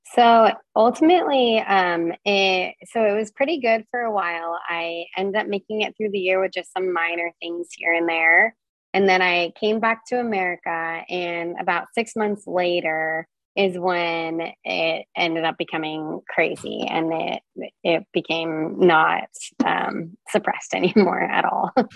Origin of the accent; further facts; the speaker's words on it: Reno, Nevada, United States; moved away; also born or lived in Portland, Oregon; I grew up in uh, Reno, Nevada